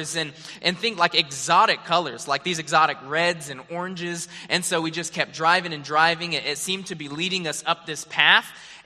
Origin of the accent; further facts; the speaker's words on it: Arizona, United States; moved away; also born or lived in Hawaii / Springfield, Missouri; I was born and raised there